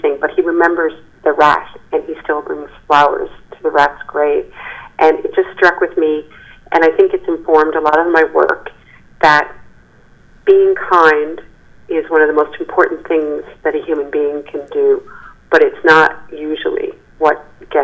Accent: Newfoundland and Labrador, Canada; also born or lived in Halifax, Nova Scotia; I've lived here my whole life except for the 3 years that I went to law school.

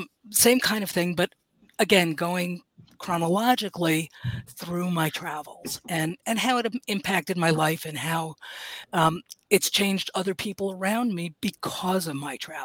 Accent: Manhattan, New York, United States; I grew up in Manhattan, and my mother taking me to ethnic restaurants and museums and cultural performances so that I could learn about the world.

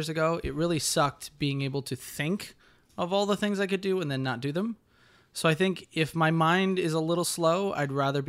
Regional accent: Connecticut, United States; We're both from Connecticut.

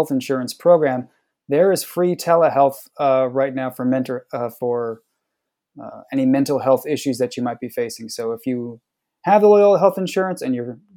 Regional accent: New York, United States; now in Chicago, United States; I am originally from New York, coming to you live from Chicago

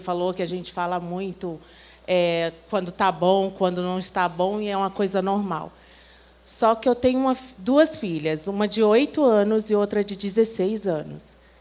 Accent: Northeast Region, Brazil; eu sou nordestina

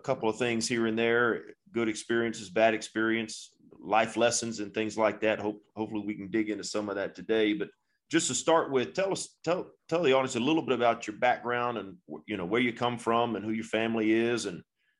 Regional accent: South Carolina, United States; now in Georgia, United States; I grew up in South Carolina. There are not a lot of Bayou fellas in South Carolina. Every now and again, there would be one that would drift over. But since I've moved to Georgia

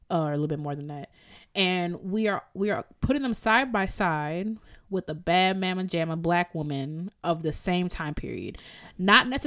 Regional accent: Jamaica; Did I use that right? I'm so Jamaican. I don't even know.

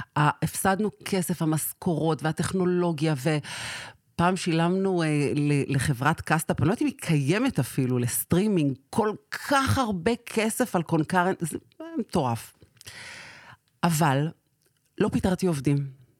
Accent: Sderot, Southern District, Israel; נולדתי בשדרות

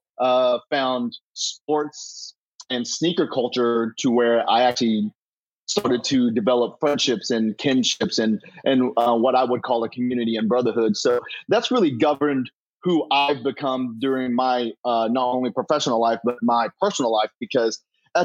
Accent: Kentucky, United States; moved away as an adult; also born or lived in Chicago / Memphis; now in Los Angeles, United States; Born and raised in Kentucky

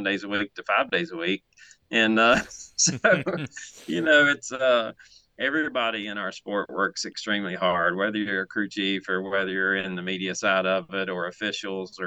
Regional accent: Mooresville, North Carolina, United States; I'm still the guy that was born and raised in Mooresville

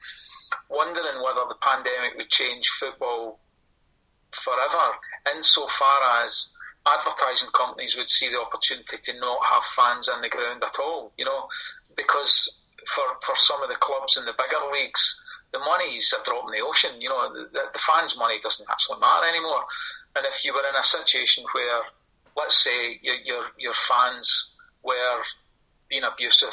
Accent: Kilmarnock, Scotland, United Kingdom; also born or lived in Glasgow; When my mum died when I was really young and my dad remarried, we moved from Glasgow to Kilmarnock

